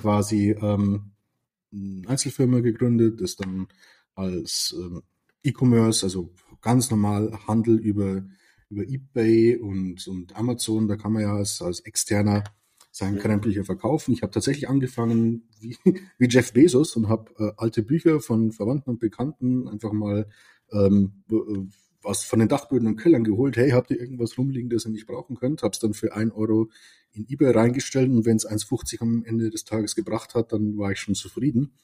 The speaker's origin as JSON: {"language": "German", "region": "Lower Bavaria", "country": "Germany", "first_language": "Bavarian", "second_language": "German", "said": "da ich aus Niederbayern komme"}